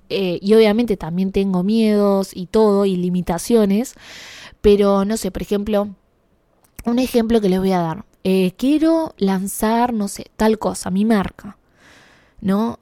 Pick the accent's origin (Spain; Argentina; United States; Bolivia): Argentina; moved away as an adult; now in Canada; ser latina, ser argentina